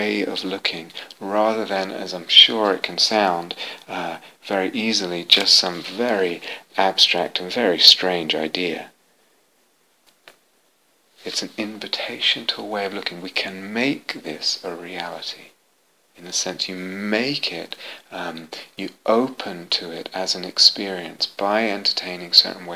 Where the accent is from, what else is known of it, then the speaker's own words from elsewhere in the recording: London, United Kingdom; I was raised in London, had an Orthodox Jewish upbringing